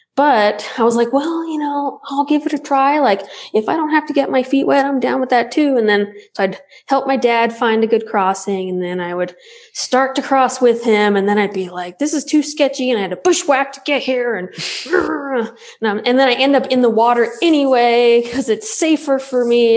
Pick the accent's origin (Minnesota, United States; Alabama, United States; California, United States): Alabama, United States; now in Utah, United States; I grew up in Alabama and my dad still lives in Alabama